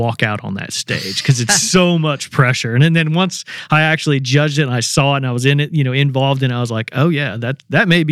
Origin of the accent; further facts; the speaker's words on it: Indiana, United States; moved away; I grew up in Indiana hunting